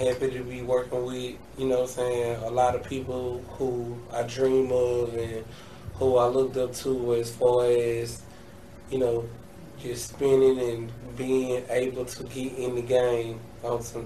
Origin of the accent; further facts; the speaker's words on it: Atlanta, Georgia, United States; I'm a Grady baby